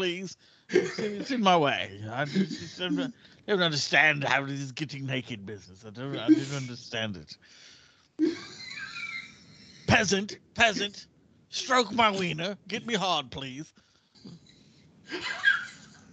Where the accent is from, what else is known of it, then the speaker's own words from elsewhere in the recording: United States; I'm an American.